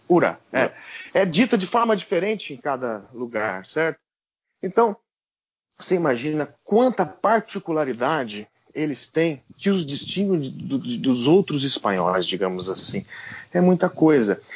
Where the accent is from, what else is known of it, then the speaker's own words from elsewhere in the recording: Brazil; also born or lived in Basque Country, Spain; alguém como eu, brasileiro, que vem do interior